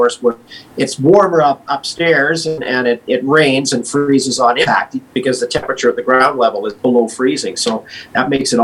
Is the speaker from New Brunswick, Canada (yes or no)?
no; Kamloops, British Columbia, Canada; growing up in Kamloops